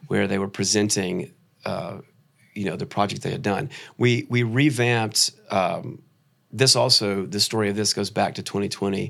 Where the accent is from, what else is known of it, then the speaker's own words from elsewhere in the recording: Atlanta, Georgia, United States; also born or lived in New York; I grew up around Atlanta